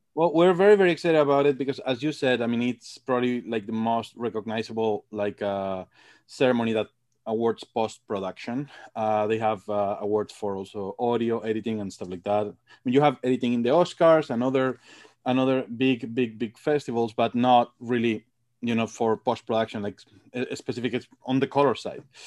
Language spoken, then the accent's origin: English; Madrid, Community of Madrid, Spain; moved away as an adult; also born or lived in England; now in United States; From Madrid. I'm from Madrid.